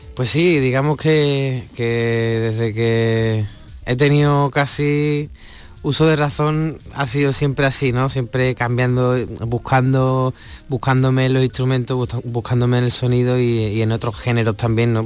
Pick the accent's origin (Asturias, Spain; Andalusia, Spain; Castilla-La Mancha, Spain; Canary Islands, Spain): Andalusia, Spain; Huelva; mi tierra, en Huelva